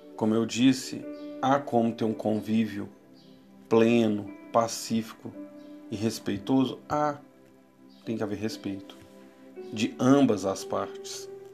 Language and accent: Portuguese; Brazil; Somos brasileiros, um povo sem raça definida